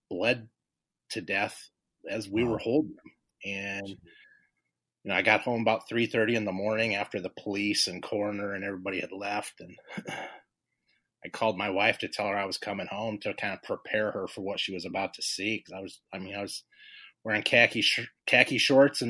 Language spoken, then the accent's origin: English; Los Angeles, California, United States; moved away as an adult; also born or lived in Carson, California; now in Illinois, United States; we grew up in South Central Los Angeles